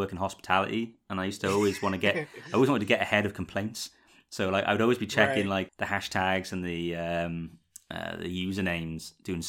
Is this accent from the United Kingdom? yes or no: yes; United Kingdom; I, as a British person